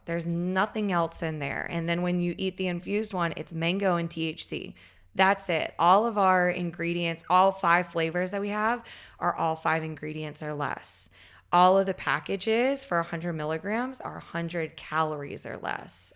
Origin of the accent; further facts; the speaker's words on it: Southeast Virginia, United States; I was growing up in Southeast Virginia